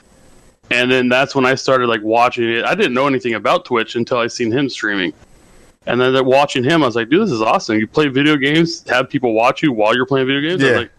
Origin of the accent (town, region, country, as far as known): Northern California, United States; born or raised there